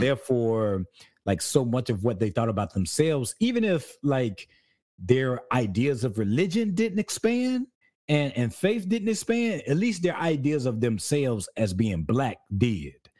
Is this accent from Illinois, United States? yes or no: no; South Carolina, United States; also born or lived in California; now in Georgia, United States; I'm from South Carolina